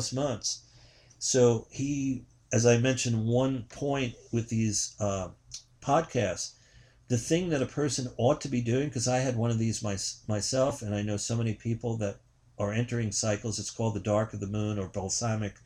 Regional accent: New York City, New York, United States; I'm from Queens

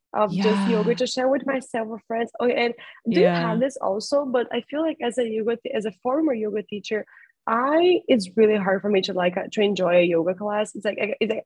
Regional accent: Brazil; I'm from Brazil

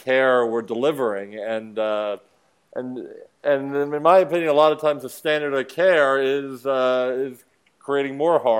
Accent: Philadelphia, Pennsylvania, United States; also born or lived in Washington, D.C.; I grew up in Philly.

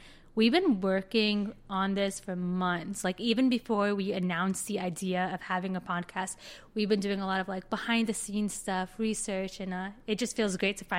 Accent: Florida, United States; now in Chicago, United States; I am originally from South Florida. I moved to Chicago about 3 years ago.

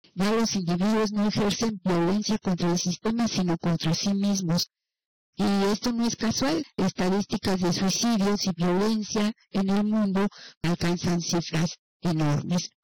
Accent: Mexico; nuestro México.

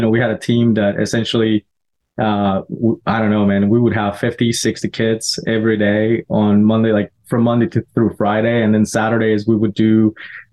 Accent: Mérida, Yucatán, Mexico; moved away as an adult; now in United States; I am originally from Mexico. I'm from the south. I'm from the Yucatan Peninsula. There's a city there called Merida, which is like the capital of that state

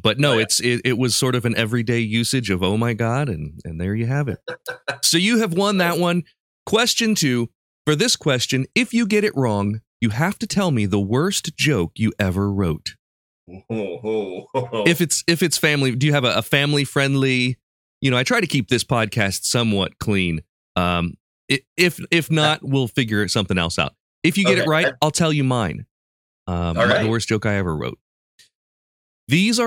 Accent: Urbana, Ohio, United States; I grew up around Springfield. I grew up in Urbana

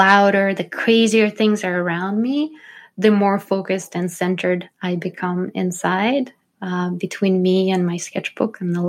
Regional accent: St. Petersburg, Saint Petersburg, Russia; Well, the interesting thing about growing up in Russia is I grew up in St. Petersburg, which was the city historically of the three revolutions

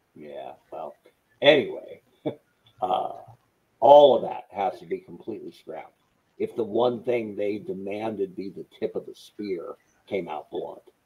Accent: Bend, Oregon, United States; moved away; my hometown of Bend, Oregon

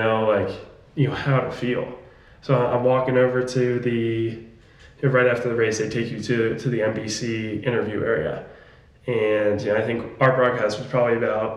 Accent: Jacksonville, Florida, United States; I grew up in Jacksonville, Florida

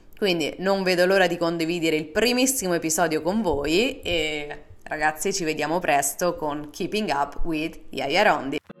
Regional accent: Rome, Lazio, Italy; moved away as an adult; also born or lived in Seattle, Washington, United States; now in Virginia, United States; sono nata e cresciuta a Roma, ma 4 anni fa mi sono trasferita definitivamente negli Stati Uniti

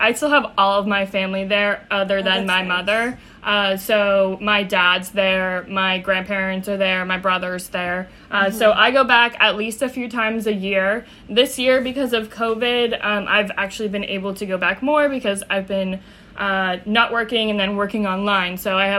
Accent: Portsmouth, New Hampshire, United States; moved away as an adult; now in Florida, United States; I grew up in Portsmouth, New Hampshire, which is about 45 minutes outside of Boston, right on the coastline.

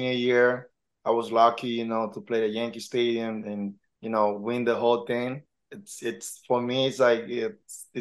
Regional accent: Santiago, Dominican Republic; also born or lived in Harlem, New York / Washington Heights, New York; now in New York, United States; I grew up in the Dominican Republic. I'm from Dominican Republic, Santiago, from a small town, small

